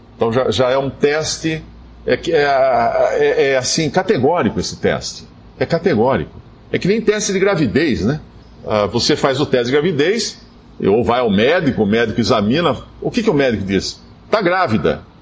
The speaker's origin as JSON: {"language": "Portuguese", "country": "Brazil", "said": "éramos todos brasileiros"}